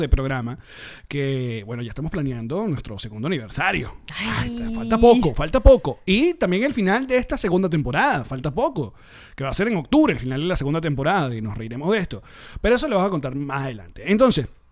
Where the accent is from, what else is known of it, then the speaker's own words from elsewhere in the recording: Venezuela; como venezolanos